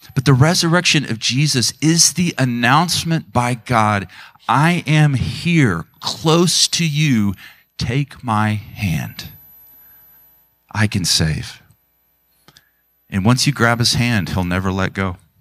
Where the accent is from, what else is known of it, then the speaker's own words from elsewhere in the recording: Tulsa, Oklahoma, United States; I grew up in the Tulsa area